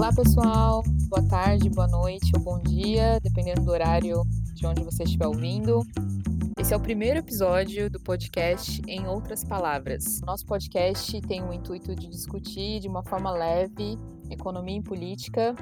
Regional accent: Brazil; moved away as an adult; sou brasileira, morava no Brasil até ano passado

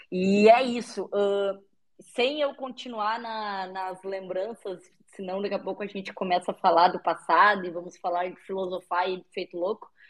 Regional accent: Brazil; Eu moro no Brasil, sou brasileiro, tudo daqui, mas estou fazendo tudo em inglês.

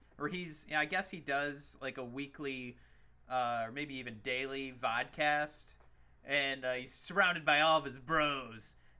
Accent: Michigan, United States; We're both from Michigan.

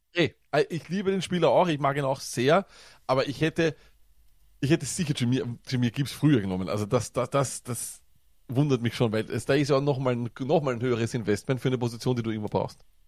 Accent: Austria; accent: Viennese

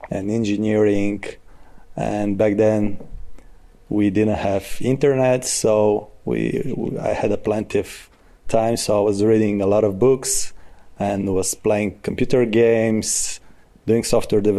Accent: Smolyan, Smolyan Province, Bulgaria; born and raised in Smolyan.

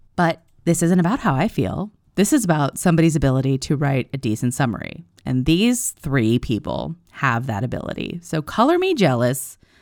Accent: East Coast, United States; I'm from the East Coast

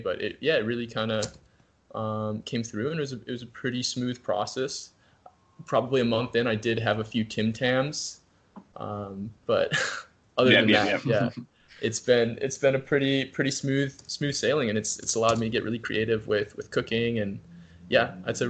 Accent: Minnesota, United States; also born or lived in New Zealand; Cargill in my home state of Minnesota here, which is one of the largest private industries in the entire world

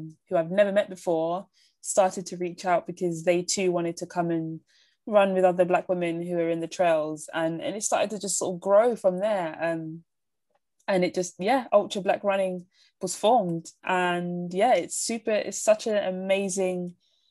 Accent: London, United Kingdom; I'm born and raised in London

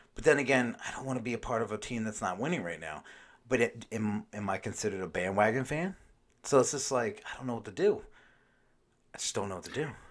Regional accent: Maryland, United States; I grew up in Maryland

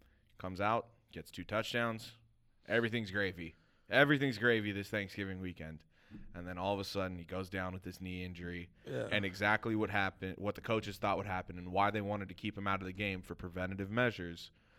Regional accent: Los Angeles, California, United States; born or raised there

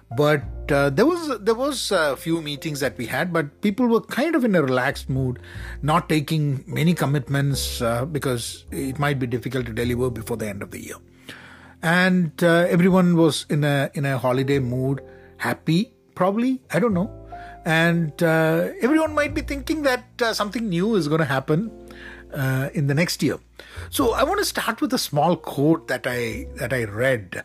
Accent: Kerala, India; I'm from Kerala in India

